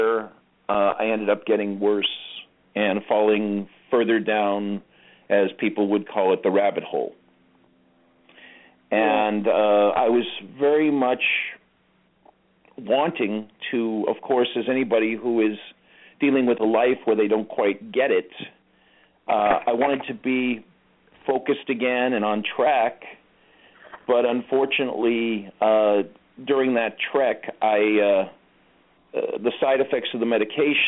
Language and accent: English; Los Angeles, California, United States; I was born and raised in Los Angeles. Actually, I was born in Hollywood